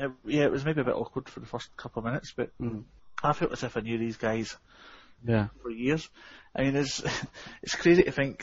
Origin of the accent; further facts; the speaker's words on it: Scotland, United Kingdom; We call them Neds up here in Scotland.